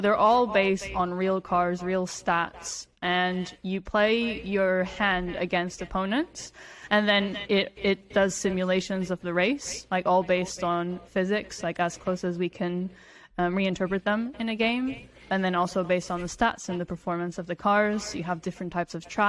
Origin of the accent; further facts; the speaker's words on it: Portugal; So I grew up in Portugal